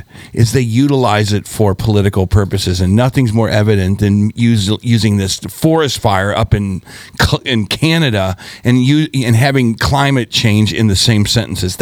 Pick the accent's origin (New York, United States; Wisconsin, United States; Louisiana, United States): Louisiana, United States; Baton Rouge; when I was born in Baton Rouge, Louisiana